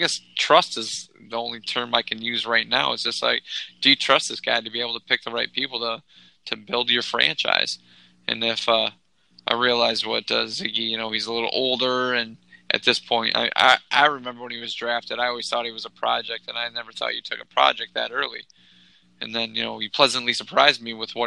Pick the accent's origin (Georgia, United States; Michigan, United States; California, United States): Michigan, United States; a guy who was born and raised in Michigan